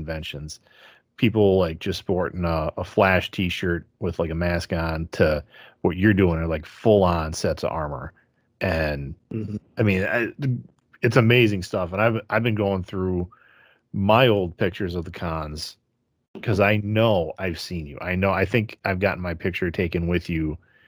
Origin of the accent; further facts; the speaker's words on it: Wisconsin, United States; I'm Wisconsin.